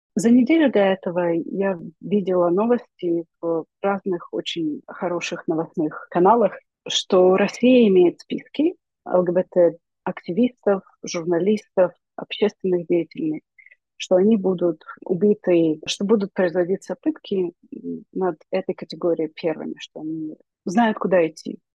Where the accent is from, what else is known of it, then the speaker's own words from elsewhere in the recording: Ukraine; мы из Украины